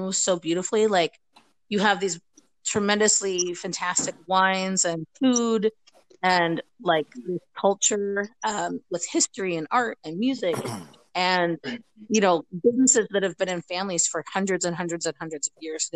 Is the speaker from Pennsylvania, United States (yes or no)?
yes; Pennsylvania, United States; moved away as an adult; also born or lived in Tucson, Arizona / Virginia; now in Germany; I was born and raised in Pennsylvania.